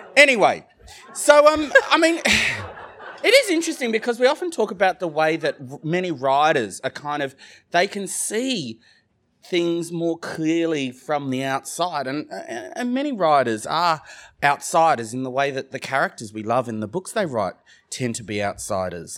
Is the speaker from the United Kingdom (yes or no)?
no; Sydney, New South Wales, Australia; accent: Australian; I grew up in Australia